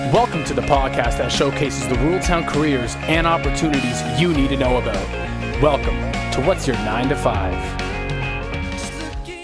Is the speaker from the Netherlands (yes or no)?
no; Canada; we're Canadian. Hockey is the number one sport around here